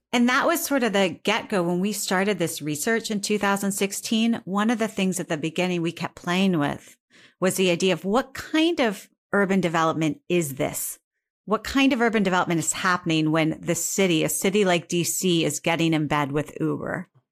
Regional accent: Northeast Ohio, United States; moved away; I'm from Northeast Ohio

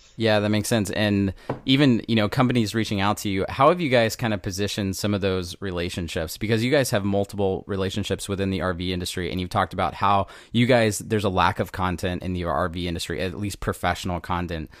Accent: Southeast Texas, United States; I'm from Southeast Texas

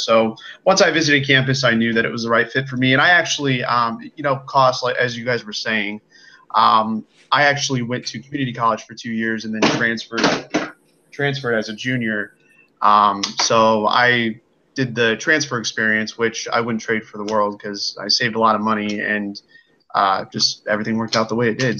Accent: United States; I am from the Quad Cities, so that's kind of on the border of Iowa and Illinois

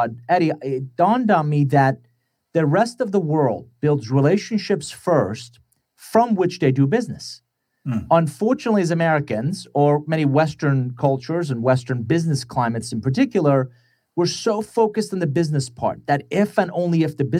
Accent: Iran; English is a second language; now in United States; I'm originally from Iran, came to the U.S. in 1981 with a suitcase, $100, didn't know anybody, didn't speak a word of English.

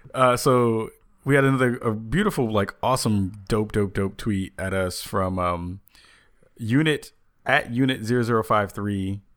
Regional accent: New York City, New York, United States; also born or lived in the Bronx; I was born in Manhattan

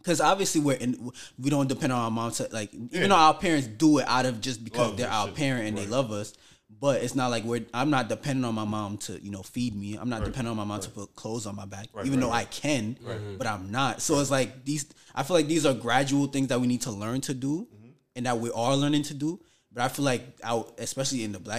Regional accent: New York City, New York, United States; I grew up in Brownsville

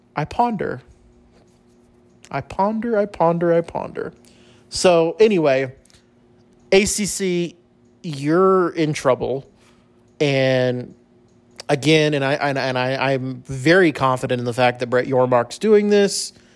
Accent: El Paso, Texas, United States; growing up in El Paso

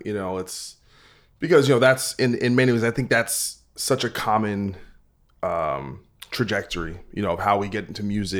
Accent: New Jersey, United States; I'm from Jersey.

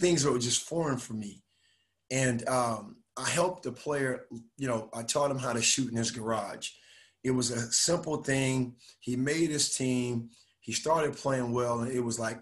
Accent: Miami, Florida, United States; also born or lived in Raleigh, North Carolina / Indiana; now in Dallas, United States; growing up in Miami, Florida, we didn't have club basketball

